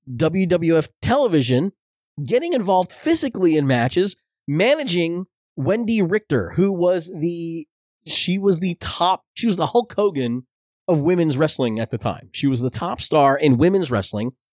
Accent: Belleville, New Jersey, United States; I grew up in Belleville, New Jersey

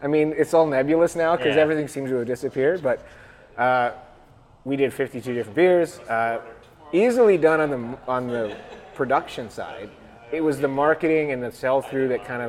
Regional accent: Gravenhurst, Ontario, Canada; I bought my first bike as a child in this building, and now we make beer here.

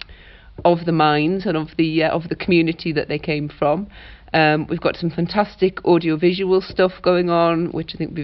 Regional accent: the Northeast, North East England, United Kingdom; I grew up in the Northeast myself

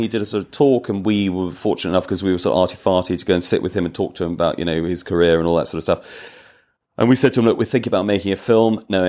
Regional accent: Wales, United Kingdom; I'm Welsh.

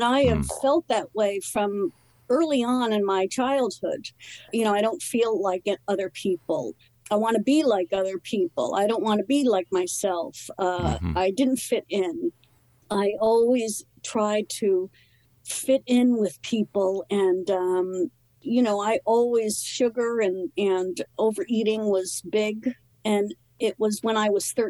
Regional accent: New Jersey, United States; moved away as an adult; also born or lived in New York City; And but then we moved to New Jersey, you know, grew up in this small town in New Jersey

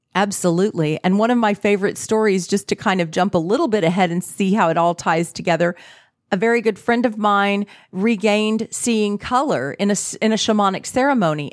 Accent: Texas, United States; I grew up in Texas I was raised in a very Christian setting

